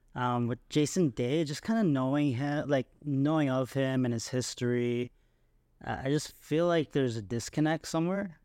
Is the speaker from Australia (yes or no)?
no; Canada; being Canadian